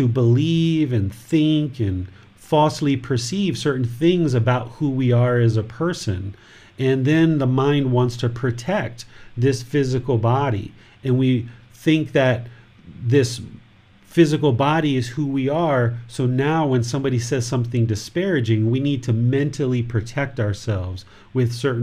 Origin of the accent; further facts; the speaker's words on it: United States; I'm a American with a wife and a son, and I'm a Buddhist teacher